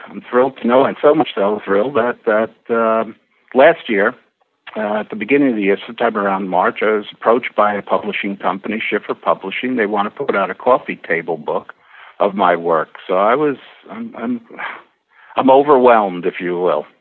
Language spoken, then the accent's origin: English; New York, United States; moved away; also born or lived in Rockport, Massachusetts; I was actually born and bred in New York